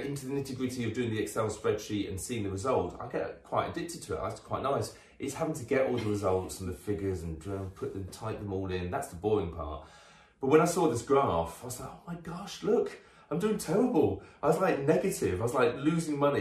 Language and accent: English; United Kingdom; we're very British about